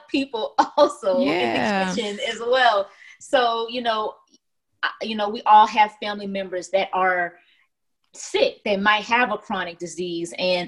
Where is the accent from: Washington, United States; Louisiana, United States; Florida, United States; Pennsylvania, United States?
Louisiana, United States; Lafayette; I am originally from Lafayette, Louisiana